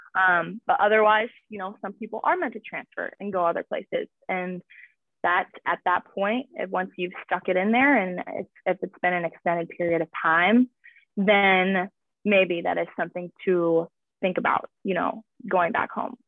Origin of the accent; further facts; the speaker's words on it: Minocqua, Wisconsin, United States; moved away as an adult; also born or lived in Illinois / Kimberly, Wisconsin; now in Louisville, United States; I guess I'm from Minocqua, Wisconsin